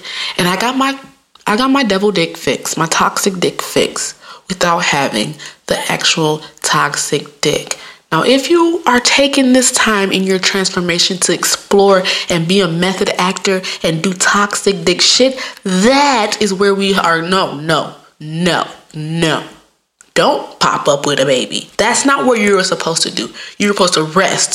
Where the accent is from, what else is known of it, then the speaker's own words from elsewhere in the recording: Midwest, United States; I'm from the Midwest